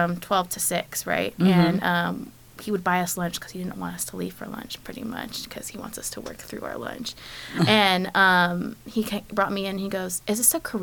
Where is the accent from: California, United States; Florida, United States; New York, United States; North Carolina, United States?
California, United States; Milpitas; moved away as an adult; also born or lived in Riverside, California / Santa Barbara, California; now in Los Angeles, United States; I'm originally from the Bay Area